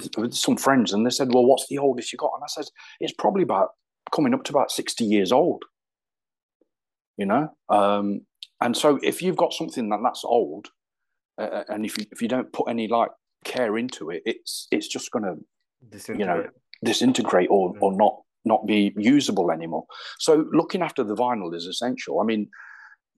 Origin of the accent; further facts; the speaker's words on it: Derby, East Midlands, United Kingdom; also born or lived in London; we had kind of like in the area grown up together, Nicky and myself